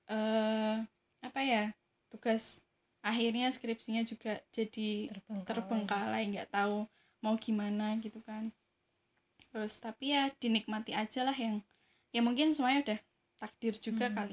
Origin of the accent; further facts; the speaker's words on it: Ngawi, East Java, Indonesia; now in Semarang, Indonesia; memutuskan untuk pulang ke tempat asalku di Ngawi gitu